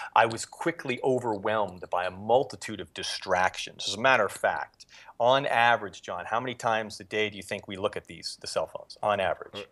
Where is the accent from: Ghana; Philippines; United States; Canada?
United States; Erie, Pennsylvania; moved away as an adult; also born or lived in Japan; I grew up in Erie, Pennsylvania